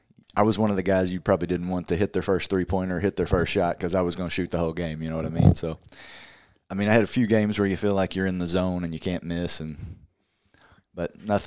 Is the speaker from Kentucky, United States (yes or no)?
yes; Louisville, Kentucky, United States; Born and raised in Louisville.